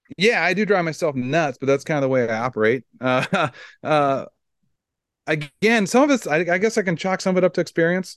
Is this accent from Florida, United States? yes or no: no; Iowa, United States; I'm from Iowa